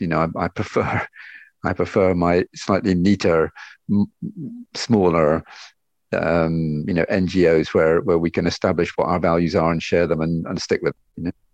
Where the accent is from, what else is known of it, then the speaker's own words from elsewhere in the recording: Loch Fyne, west coast of Scotland, United Kingdom; moved away as an adult; also born or lived in Glasgow; now in Barcelona, Spain; I was born in Glasgow and then brought up on the west coast of Scotland uh, on one of the lochs on the on the west coast of Scotland, Loch Fyne